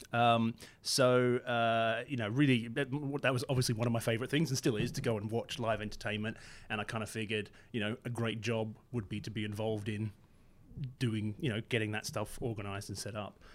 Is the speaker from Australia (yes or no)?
yes; Australia; moved away as an adult; now in United Kingdom; I, I grew up in Australia